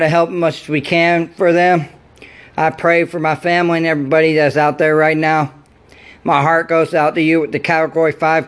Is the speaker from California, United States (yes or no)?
no; Pensacola, Florida, United States; moved away; Pensacola, Florida is my hometown, and Florida feels like a home to me